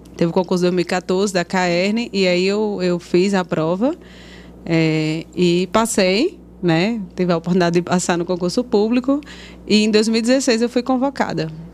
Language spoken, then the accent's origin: Portuguese; Currais Novos, Rio Grande do Norte, Brazil; born or raised there